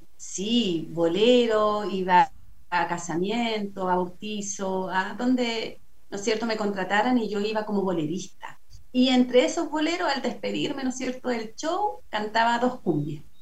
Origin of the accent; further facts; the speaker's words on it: San Pedro de la Paz, Biobío, Chile; acá me crié, acá nací, aquí hice toda como mi, mi vida infantil de niñez con mi familia